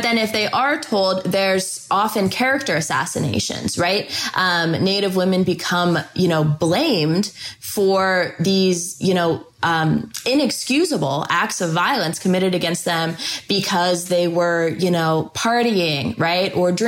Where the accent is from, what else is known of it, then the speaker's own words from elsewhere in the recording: Houston, Texas, United States; born there; I was born in Houston, Texas.